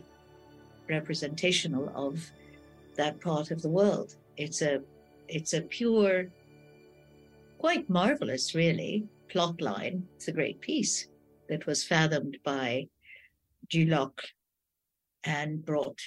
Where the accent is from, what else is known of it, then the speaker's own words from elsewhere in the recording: Egypt; I grew up under a colonial yoke